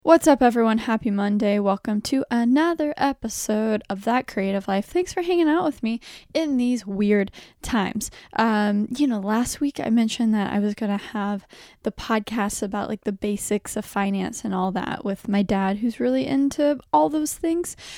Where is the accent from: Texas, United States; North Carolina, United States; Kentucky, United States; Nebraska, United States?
Texas, United States; I'm from Texas